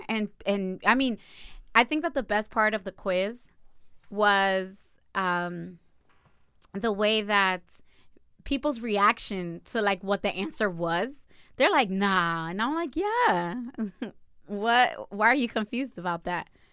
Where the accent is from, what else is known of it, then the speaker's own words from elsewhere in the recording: Perth Amboy, New Jersey, United States; I was born and raised in a branch of Dominican Republic, which is called Berthamboy